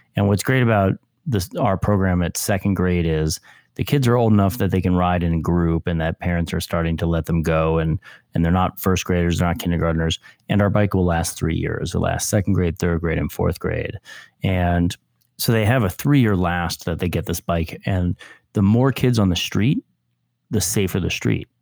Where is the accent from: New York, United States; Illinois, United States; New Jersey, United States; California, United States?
New York, United States; Westchester; I grew up in Westchester, New York